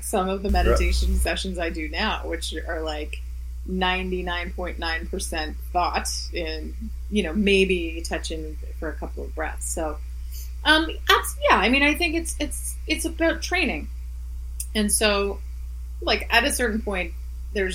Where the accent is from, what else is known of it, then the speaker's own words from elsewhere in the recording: Halifax, Nova Scotia, Canada; also born or lived in Montreal; Montreal is a hometown for me, but Halifax is my hometown